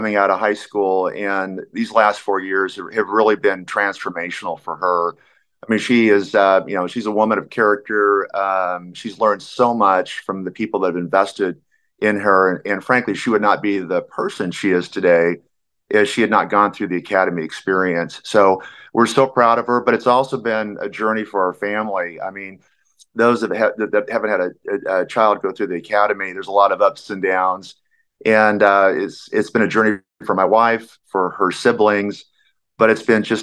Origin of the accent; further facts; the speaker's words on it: Phoenix, Arizona, United States; I'm from Arizona